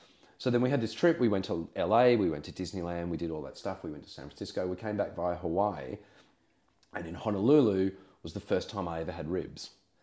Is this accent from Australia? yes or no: yes; Australia; I mean, I was born in 1970. So you imagine as a kid, we're talking late 70s in Australia.